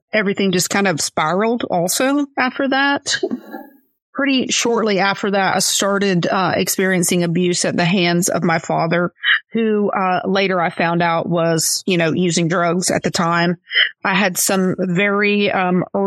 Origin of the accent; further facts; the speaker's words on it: Florida, United States; also born or lived in Lakeland, Florida; I was born and raised here in Florida. I'm living in Lakeland, Florida, which is part of Polk County